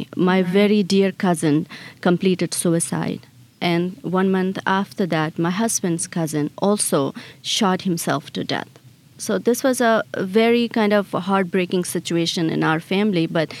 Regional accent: Chitral, Khyber Pakhtunkhwa, Pakistan; now in United States; I was born and I was raised in Chitral.

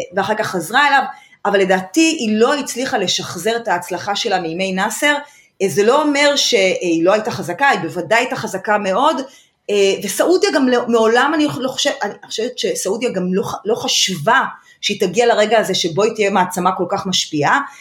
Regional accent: Israel

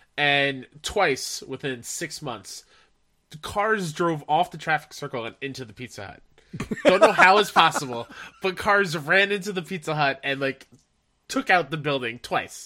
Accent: Long Island, New York, United States; my hometown on Long Island

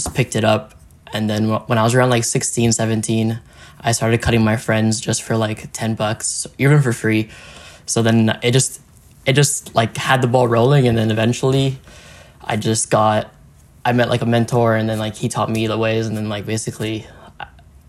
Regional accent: Montreal, Quebec, Canada; I'm born and raised in the West Island, so on the island, but a bit more west from the city. So, yeah, I was born here

